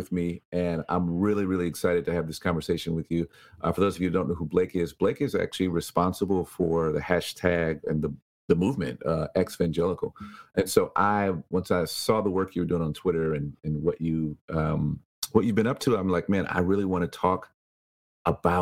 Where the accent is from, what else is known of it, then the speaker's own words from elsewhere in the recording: Chicago, Illinois, United States; I was born in Chicago